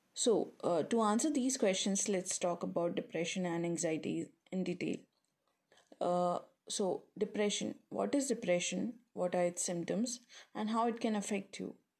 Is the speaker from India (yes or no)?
yes; India; moved away as an adult; now in Nottingham, United Kingdom; I'm from India. And I recently moved to United Kingdom to pursue my master's in broadcast journalism from Nottingham Trent University